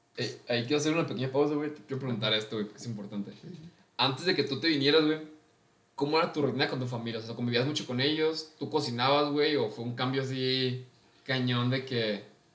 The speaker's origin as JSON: {"language": "Spanish", "town": "Villa Hidalgo", "region": "Jalisco", "country": "Mexico", "tie": "born or raised there", "moved": "as an adult", "said": "yo soy de un pueblo muy, muy lejano, llamado Villa Hidalgo. Está en los altos de Jalisco"}